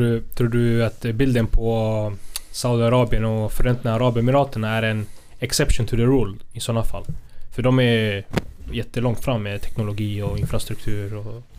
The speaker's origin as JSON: {"language": "Swedish", "country": "Spain", "moved": "yes", "lives_now": "Sweden", "said": "jag spanjor, jag är från Spanien"}